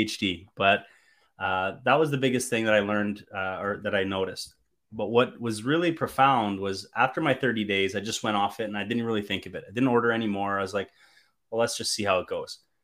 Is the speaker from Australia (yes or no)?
no; Canada; as a Canadian boy